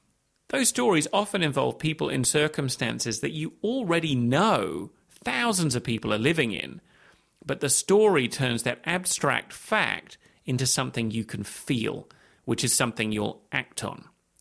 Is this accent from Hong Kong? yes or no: yes; Hong Kong; moved away as an adult; also born or lived in London, United Kingdom; I was born in London. My dad got a job in Hong Kong. We moved there when I was six. I went to school there, university in the UK, became a journalist, and so on.